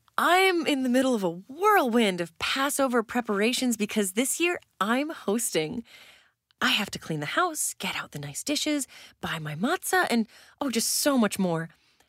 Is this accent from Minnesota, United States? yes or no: yes; Brainerd, Minnesota, United States; Usually, I head back to my hometown of Brainerd